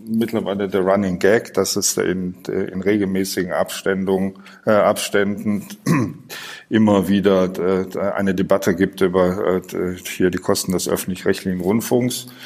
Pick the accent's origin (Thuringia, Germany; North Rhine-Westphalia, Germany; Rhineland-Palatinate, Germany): Rhineland-Palatinate, Germany; Bingen; dann komme ich ja aus Bingen, das ist ja, hat's ja selber gesagt, in der Nähe von Mainz.